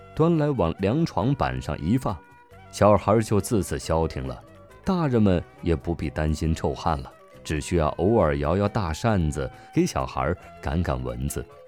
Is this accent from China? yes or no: yes; Jiangnan, China; 我生在竹林茂密的江南之地